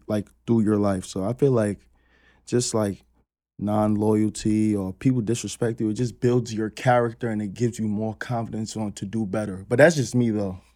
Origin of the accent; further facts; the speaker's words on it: New York City, New York, United States; growing up in Queens, on Ravenswood